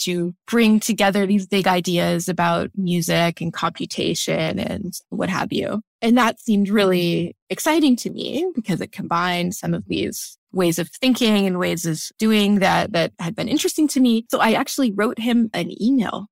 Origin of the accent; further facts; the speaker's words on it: St. Louis, Missouri, United States; I grew up in Saint Louis, Missouri